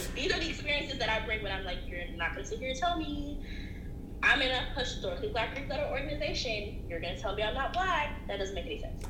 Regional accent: Atlanta, Georgia, United States; moved away as an adult; now in Eugene, United States; I grew up in Atlanta

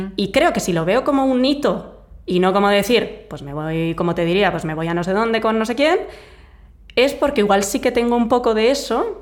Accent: Vitoria, Basque Country, Spain; moved away; yo soy de una ciudad pequeña, bueno, yo soy de Vitoria

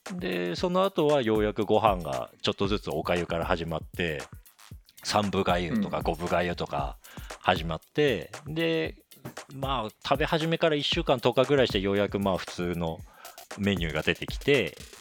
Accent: Akita, Japan; moved away as an adult; also born or lived in Tokyo / Canada; 俺も嫁さんも秋田県出身なんだけど

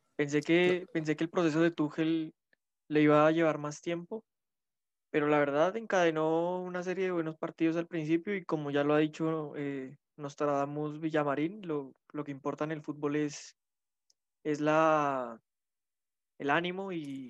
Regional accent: Colombia; como colombiano

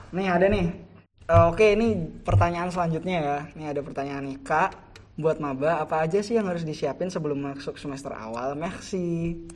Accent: Semarang, Central Java, Indonesia; accent: Semarang Javanese; moved away as an adult; now in Yogyakarta, Indonesia; di daerahku di Jawa-Jawanya Semarangan

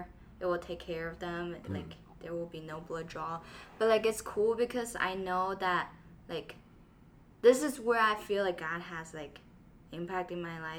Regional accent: Taiyuan, Shanxi, China; I was born in Shanxi, Taiyuan

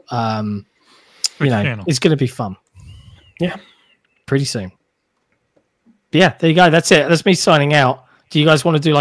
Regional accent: United Kingdom; as a Brit, I love innuendo.

